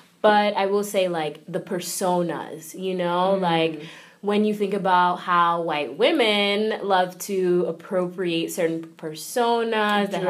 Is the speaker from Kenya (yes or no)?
yes; Kenya; now in New York, United States; I'm from Kenya originally, but I've been in New York for quite some time now